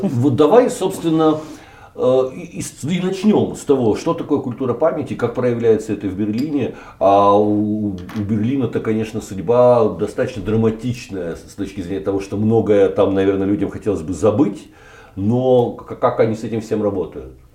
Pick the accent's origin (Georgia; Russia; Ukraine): Ukraine; Kyiv; я киевлянин